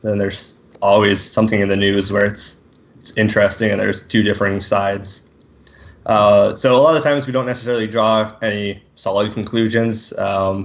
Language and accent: English; Bonnyville, Alberta, Canada; growing up in Bonnyville, there's lots of farmers who live around the area and stuff. I grew up on an acreage outside of town